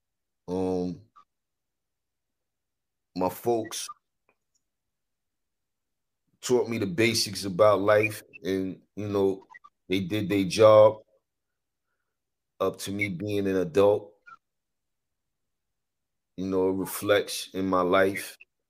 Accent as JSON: {"language": "English", "town": "New York City", "region": "New York", "country": "United States", "tie": "born or raised there", "said": "I'm from New York or, you know, growing up in the city"}